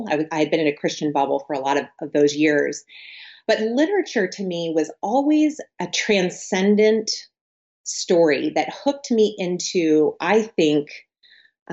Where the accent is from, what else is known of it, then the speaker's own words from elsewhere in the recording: San Diego, California, United States; moved away as an adult; now in Central Virginia, United States; I'm originally from San Diego, California, and I was born and raised in Southern California, which I now live in Central Virginia.